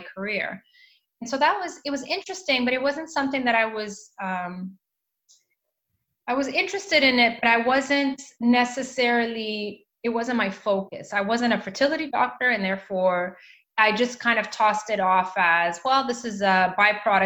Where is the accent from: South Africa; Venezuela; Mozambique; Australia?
Mozambique; moved away; also born or lived in Canada; I went back to Mozambique, which is where I am from, my country of birth.